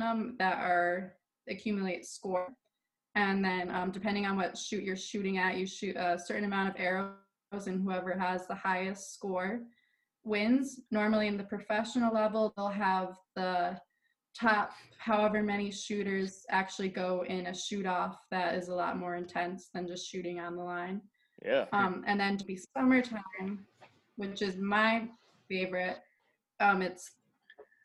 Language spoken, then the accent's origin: English; Tully, New York, United States; I am from Tully, New York, which is upstate New York, not the city